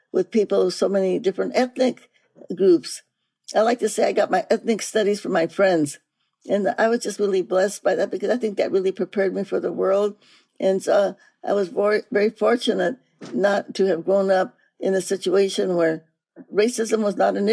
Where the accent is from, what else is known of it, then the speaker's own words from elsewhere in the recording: Stockton, California, United States; also born or lived in New Mexico; I grew up in Stockton, California. I was born in New Mexico